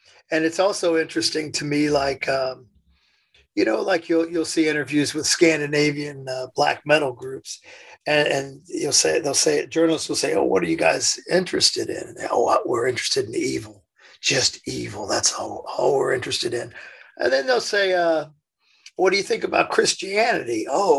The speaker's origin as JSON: {"language": "English", "region": "Indiana", "country": "United States", "tie": "born or raised there", "said": "Yeah, I was born in Indiana."}